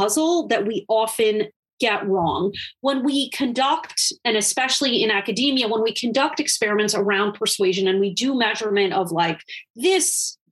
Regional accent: Wisconsin, United States; my home state of Wisconsin

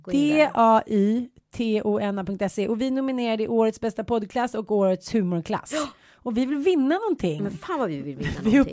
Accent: Canada; jag är från Kanada.

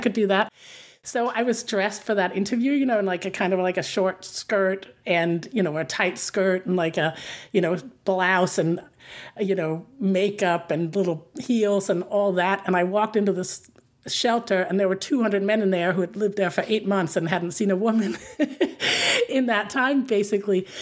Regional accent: Denmark; moved away as an adult; also born or lived in Paris, France; now in New York, United States; the country I'm from

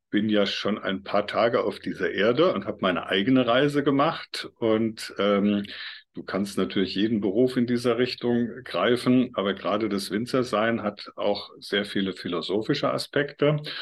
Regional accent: Mainz Basin, lower Nahe, near Bingen am Rhein, Rhineland-Palatinate, Germany; Ich komme ja hier aus der Region Mainzer Becken, unterer äh, Nahelauf in der Nähe von Bingen am Rhein

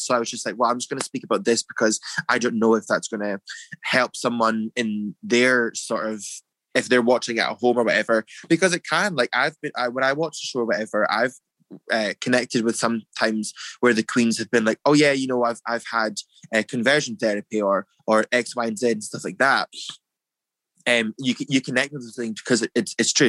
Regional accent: Dundee, Scotland, United Kingdom; moved away; also born or lived in United States; growing up in Dundee when I was younger, moving to America, I moved to America

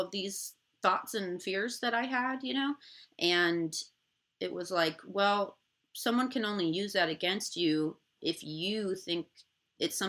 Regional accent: Indiana, United States; now in Los Angeles, United States; I'm from Indiana originally, but I moved to LA completely on my own

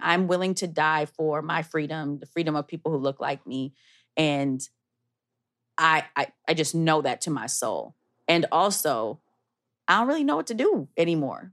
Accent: Minneapolis, Minnesota, United States; based in my hometown, Minneapolis

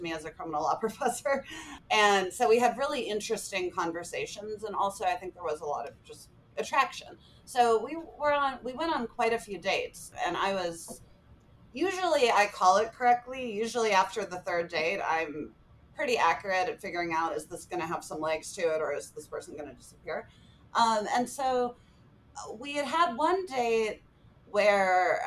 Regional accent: California, United States; moved away; also born or lived in Calgary; coming home to my home state of California

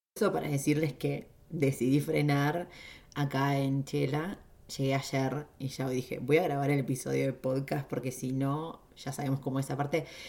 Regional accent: Junín, Buenos Aires Province, Argentina; moved away as an adult; Junín, que es donde yo nací en Argentina

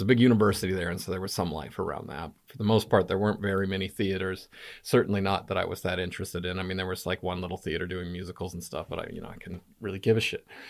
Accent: Albuquerque, New Mexico, United States; moved away as an adult; also born or lived in Los Angeles, California / Gainesville, Florida / Reno, Nevada; now in United Kingdom; I grew up in Albuquerque, New Mexico.

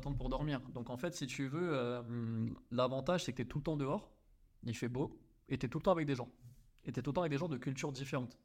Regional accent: France; moved away as an adult; also born or lived in Australia / Hong Kong; on est français

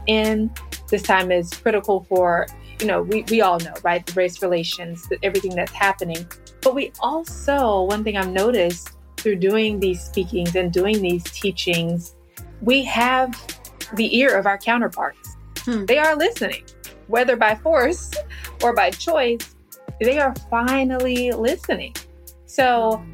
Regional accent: Kinston, North Carolina, United States; I'm a military brat, but I grew up in Kinston, North Carolina

